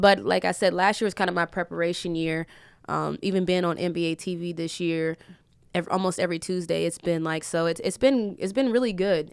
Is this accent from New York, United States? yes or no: no; West Virginia, United States; I'm from West Virginia, so it's small town